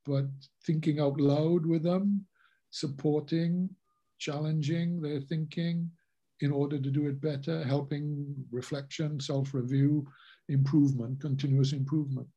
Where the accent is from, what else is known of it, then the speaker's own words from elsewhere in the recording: Wales, United Kingdom; I'm Welsh through and through